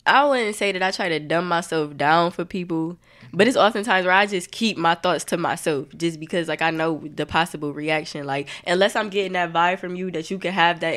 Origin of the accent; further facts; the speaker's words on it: Toledo, Ohio, United States; I don't feel like I'm from Toledo